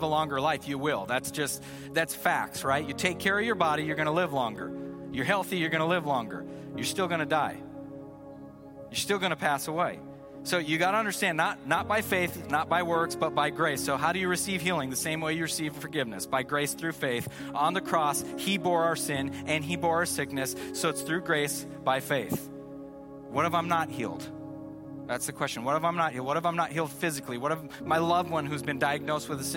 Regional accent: Seattle, Washington, United States; we're from Seattle

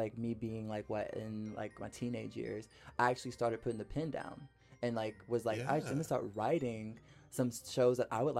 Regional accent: Kentucky, United States; now in Los Angeles, United States; Kentucky, for me growing up, was a very, like, it's sports, it's beer, it's coal mining, it's horse racing.

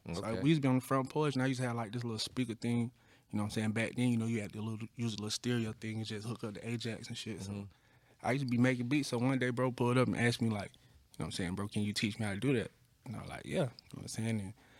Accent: Atlanta, Georgia, United States; Yeah, I'm from Atlanta for real.

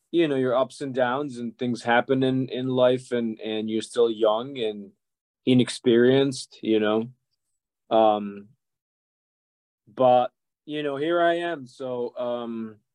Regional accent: Serbia; moved away as an adult; also born or lived in Budapest, Hungary; now in Boston, United States; I was born and I grew up in Yugoslavia. Now, that used to be a country that doesn't exist anymore. Used to have six republics, and all of those republics are now countries. So I'm from the part that it's now Serbia.

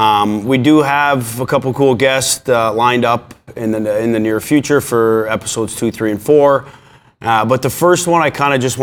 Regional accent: Vaughan, Ontario, Canada; I grew up in Vaughan, Ontario. Hockey was life.

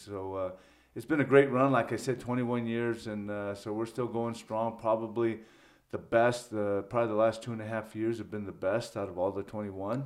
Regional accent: Ontario, California, United States; moved away as an adult; now in Cincinnati, United States; growing up in Southern California

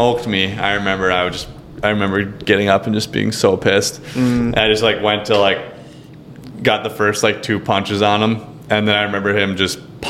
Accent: Canada; Being Canadian did not help my draw making the NBA.

